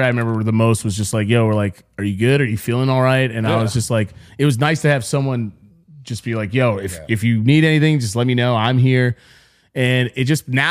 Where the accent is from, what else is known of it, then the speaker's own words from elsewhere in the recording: New York, United States; I'm from New York and everyone there was New York.